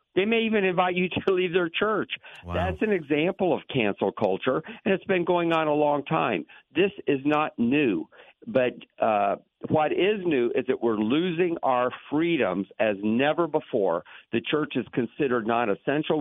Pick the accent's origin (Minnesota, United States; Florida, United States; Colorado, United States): Florida, United States; Lakeland; I grew up in Lakeland